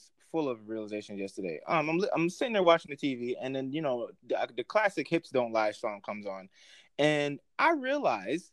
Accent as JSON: {"language": "English", "region": "New York", "country": "United States", "said": "I'm from New York"}